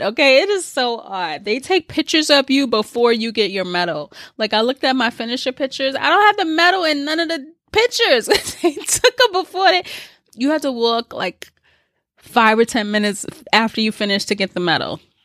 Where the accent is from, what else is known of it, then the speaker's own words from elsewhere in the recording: New York City, New York, United States; I'm from the Bronx